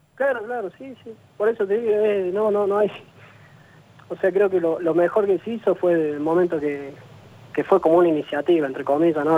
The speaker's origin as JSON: {"language": "Spanish", "town": "Jesús María", "region": "Córdoba", "country": "Argentina", "moved": "yes", "lives_now": "Jujuy, Argentina", "said": "Yo soy de Jesús María"}